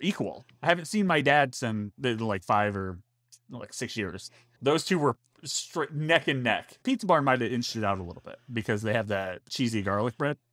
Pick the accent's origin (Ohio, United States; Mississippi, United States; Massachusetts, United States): Ohio, United States; also born or lived in Orlando, Florida; now in Florida, United States; I was born and raised there